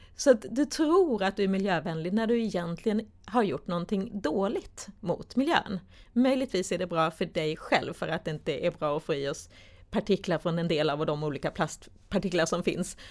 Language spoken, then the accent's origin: Swedish; Sweden; som vi svenskar